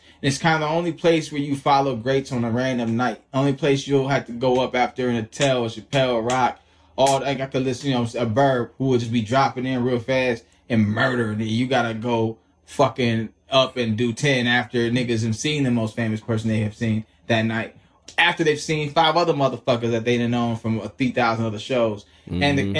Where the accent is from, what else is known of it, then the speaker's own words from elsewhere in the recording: Chicago, Illinois, United States; now in Los Angeles, United States; Chicago makes us crazy though, because it makes us like, yeah, I'm from Chicago. This ain't cold. I find myself being like that in L.A. all the time.